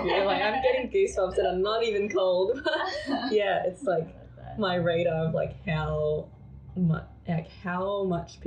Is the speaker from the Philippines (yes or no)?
yes; Philippines; first language Filipino (Tagalog); English is a second language; moved away; I grew up in the Philippines